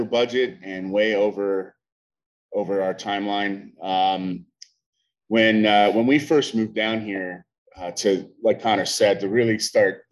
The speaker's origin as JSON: {"language": "English", "town": "Pittsburgh", "region": "Pennsylvania", "country": "United States", "tie": "born or raised there", "moved": "as an adult", "lives_now": "Charleston, United States", "said": "We grew up in Pittsburgh. Me and my family have been there for a very long time."}